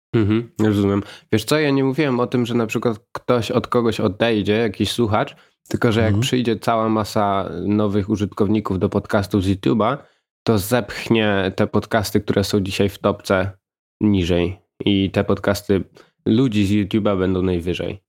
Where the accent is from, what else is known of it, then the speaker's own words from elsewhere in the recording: Łańcut, Subcarpathian Voivodeship, Poland; Niedaleko Rzeszowa. Małe miasteczko malownicze o nazwie Łańcut